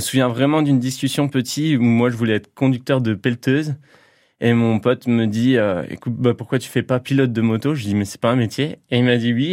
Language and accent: French; Toul, Grand Est, France; je suis originaire du Toulois, donc j'ai passé ma, plus grande partie de ma vie euh, euh, dans les coins de Toul